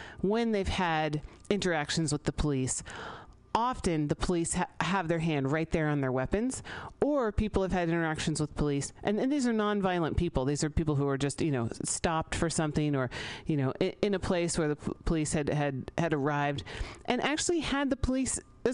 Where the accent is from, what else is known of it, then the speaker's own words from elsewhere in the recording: San Francisco, California, United States; I grew up here in San Francisco